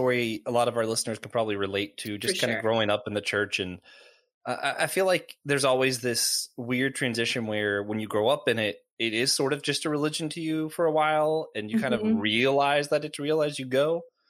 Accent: Knoxville, Tennessee, United States; I was born in Knoxville.

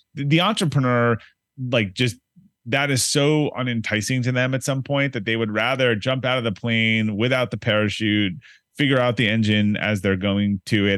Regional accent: Boston, Massachusetts, United States; also born or lived in Brookline, Massachusetts / Newton, Massachusetts / Arlington, Virginia; now in Needham, United States; I'm from Boston

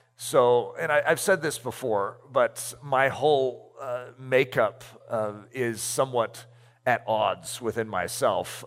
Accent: United States; I'm American

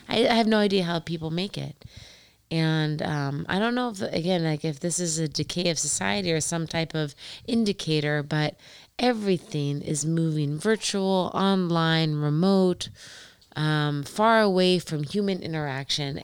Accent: Indiana, United States; also born or lived in Columbus, Ohio; I'm from Indiana.

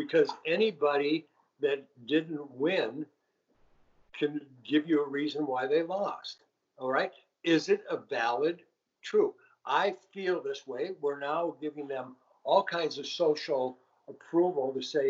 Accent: Richfield, Minnesota, United States; I grew up in Richfield, okay? Right across Pratt's Avenue was Edina.

